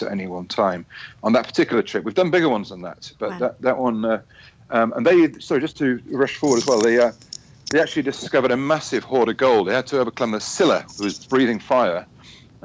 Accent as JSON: {"language": "English", "region": "Yorkshire and the Humber", "country": "United Kingdom", "tie": "born or raised there", "said": "from my hometown in Yorkshire"}